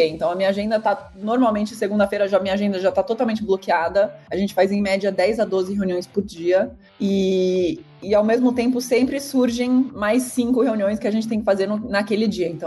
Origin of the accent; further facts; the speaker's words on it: São Paulo, Brazil; also born or lived in Zurich; Eu, na verdade, eu sou brasileira e suíça, né? Eu cresci entre São Paulo e Zurique, morei metade da minha vida nos dois lugares, e aí fui fazer faculdade fora.